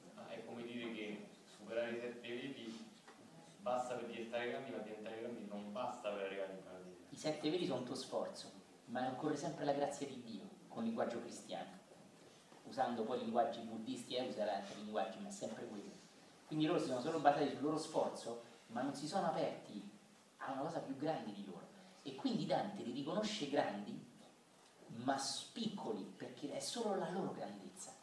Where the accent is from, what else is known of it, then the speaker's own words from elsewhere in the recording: Italy; io italiano